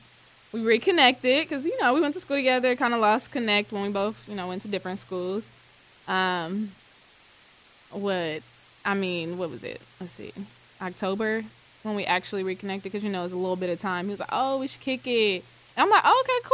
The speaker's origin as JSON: {"language": "English", "region": "Ohio", "country": "United States", "moved": "as an adult", "lives_now": "Atlanta, United States", "said": "live currently here in Atlanta by way of Ohio. I'm from Ohio"}